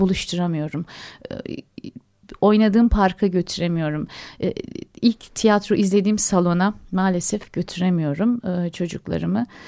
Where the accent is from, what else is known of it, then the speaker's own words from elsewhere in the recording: Adapazarı, Sakarya, Turkey; Adapazarı'nda doğdum, büyüdüm ben.